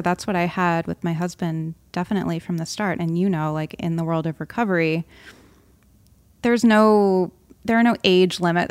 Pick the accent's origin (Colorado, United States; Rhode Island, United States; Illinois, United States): Rhode Island, United States; I grew up on the East Coast in Rhode Island